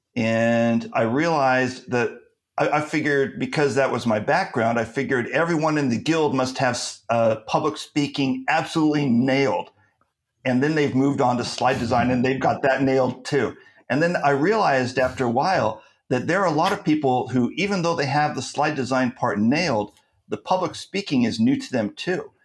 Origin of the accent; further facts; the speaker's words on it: California, United States; now in Turkey; I'm from California, so I also speak Californian